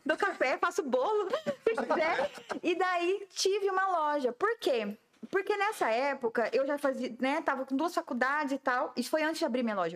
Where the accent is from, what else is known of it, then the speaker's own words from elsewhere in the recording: Jaciara, Mato Grosso, Brazil; now in Campo Grande, Brazil; eu sou nascida em Jaciara, Mato Grosso, né?